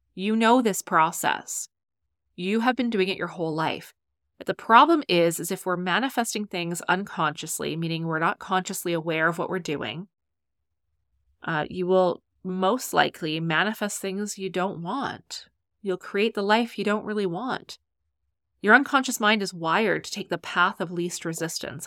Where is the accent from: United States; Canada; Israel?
Canada; I'm Canadian